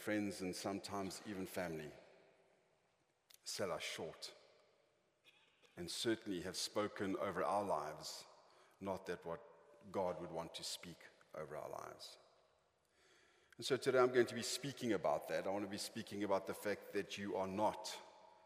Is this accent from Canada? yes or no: no; Johannesburg, Gauteng, South Africa; I was born in Johannesburg